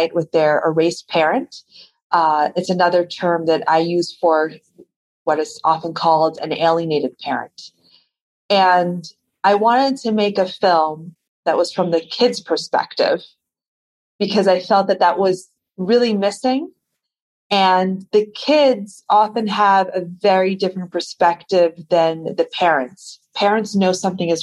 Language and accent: English; the Hamptons, Long Island, New York, United States; I grew up in Long Island, New York, but I grew up in a very particular part of Long Island, which some people might have heard of, called the Hamptons